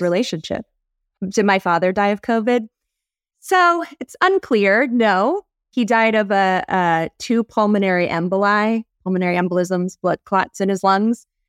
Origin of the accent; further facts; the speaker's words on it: North Carolina, United States; I'm from North Carolina, born and raised